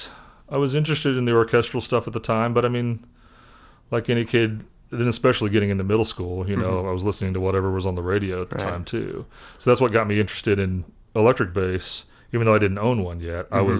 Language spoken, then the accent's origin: English; Indianapolis, Indiana, United States; The guy who was the choir director at the church I grew up in Indianapolis was a bass player.